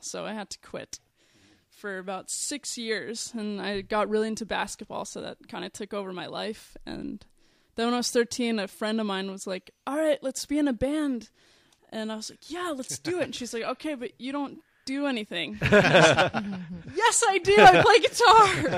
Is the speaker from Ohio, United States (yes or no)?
no; San Fernando Valley, California, United States; I grew up in the valley.